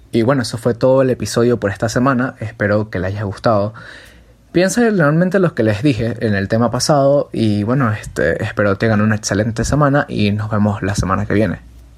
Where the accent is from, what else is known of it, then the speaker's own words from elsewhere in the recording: Venezuela; cuando yo iba de viaje a casa de mis abuelos, ellos me hablaban este, acerca de una que es muy famosa aquí en Venezuela